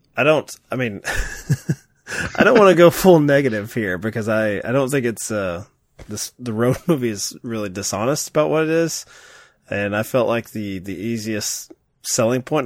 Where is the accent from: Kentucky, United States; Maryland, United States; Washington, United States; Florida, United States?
Kentucky, United States; accent: Kentucky; my foreign accent from Kentucky